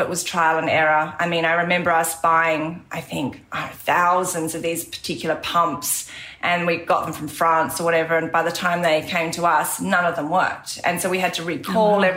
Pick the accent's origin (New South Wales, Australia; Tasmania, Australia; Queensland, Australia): Tasmania, Australia; moved away; I grew up in Tasmania